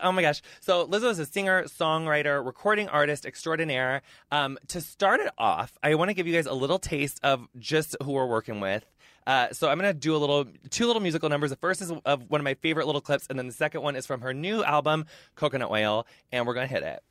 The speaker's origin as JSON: {"language": "English", "region": "Illinois", "country": "United States", "also_born_or_lived": "Minneapolis", "said": "Midwesterner, too. I'm from Illinois"}